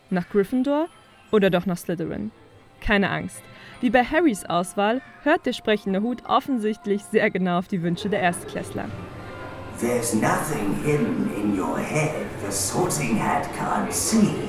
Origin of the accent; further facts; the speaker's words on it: Berlin, Germany; Aus Berlin.